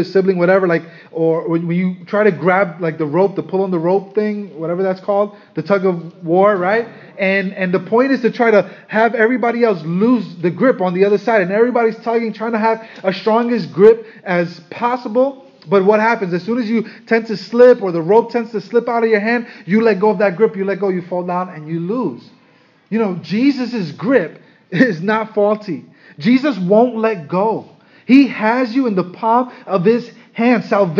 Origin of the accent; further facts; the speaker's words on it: Brooklyn, New York, United States; Now, I know you, most of us here, we're from Brooklyn.